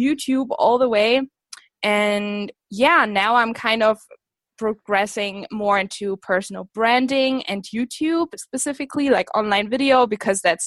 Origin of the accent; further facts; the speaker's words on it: Germany; also born or lived in Scotland; I am from Germany. I grew up here. Small town girl, literally the village I come from is like 1,000 people